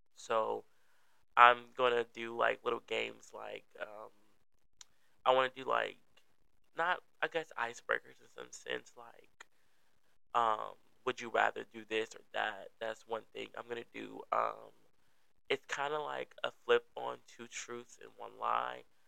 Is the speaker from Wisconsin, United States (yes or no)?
yes; Milwaukee, Wisconsin, United States; I'm from the Milwaukee, um, Wisconsin area.